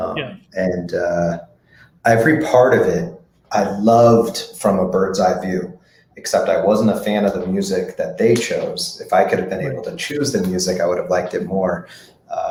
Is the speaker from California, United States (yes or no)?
yes; Los Angeles, California, United States; born or raised there